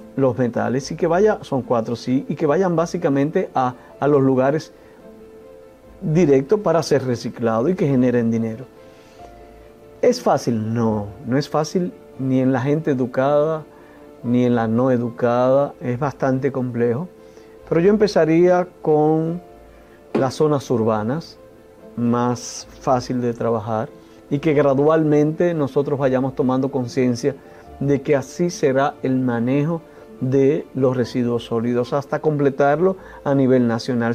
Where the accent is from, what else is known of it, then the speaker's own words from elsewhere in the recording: Dominican Republic; nosotros como dominicanos y dominicanas